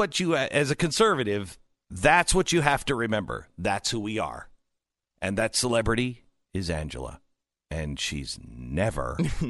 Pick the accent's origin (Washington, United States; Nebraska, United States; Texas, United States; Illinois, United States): Washington, United States; Seattle; I'm from Seattle area, so she probably is not a fan of mine